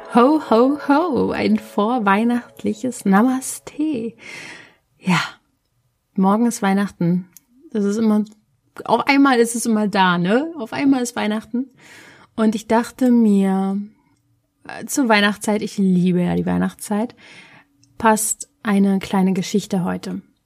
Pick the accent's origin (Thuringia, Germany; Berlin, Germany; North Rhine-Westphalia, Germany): Berlin, Germany; ich komme aus Berlin